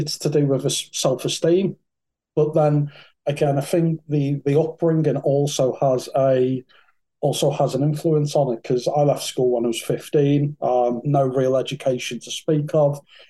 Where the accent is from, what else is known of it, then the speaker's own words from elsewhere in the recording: North West England, United Kingdom; So I was brought up in Merseyside. Probably can't tell that for the accent. You probably thought I was raised in London. But no, I was raised in Merseyside, in Thatcher's Merseyside in the sort of 80s and 90s.